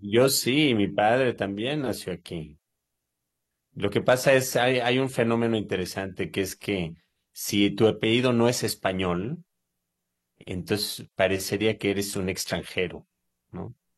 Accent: Mexico; moved away; also born or lived in Israel; yo soy mexicano, yo soy mexicano, a pesar de mi apariencia, este, yo soy absolutamente mexicano. Yo nací en México y viví, pues, mm, cuatro quintas partes de mi vida en México

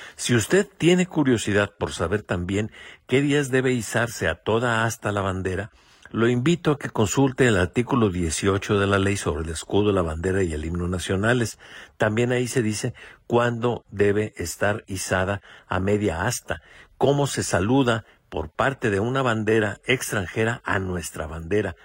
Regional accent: Mexico; a todos nos incumbe como mexicanos

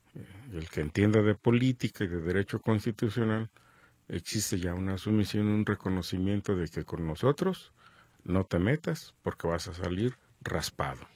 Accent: Mexico; somos todos los mexicanos.

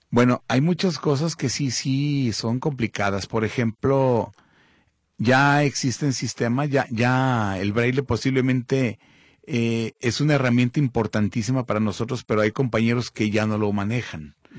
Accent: Mexico; Somos mexicanos

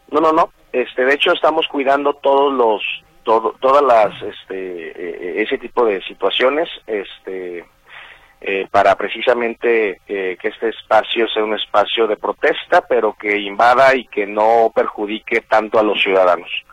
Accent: Mexico; lo que nos toca a nosotros como como mexicanos

